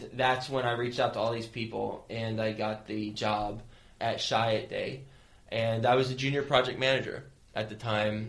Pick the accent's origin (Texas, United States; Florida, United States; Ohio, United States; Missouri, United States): Texas, United States; Lubbock; moved away as an adult; I moved straight from Texas, so Lubbock, Texas, cows and cotton, to New York City, a bunch of skyscrapers and concrete.